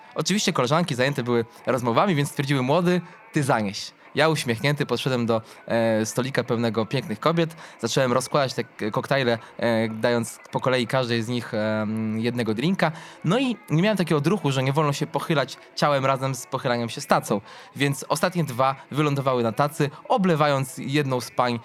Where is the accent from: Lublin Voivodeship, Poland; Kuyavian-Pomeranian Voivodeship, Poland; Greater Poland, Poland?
Lublin Voivodeship, Poland; Lublin; spacerując po centrum Lublina, mojego rodzinnego miasta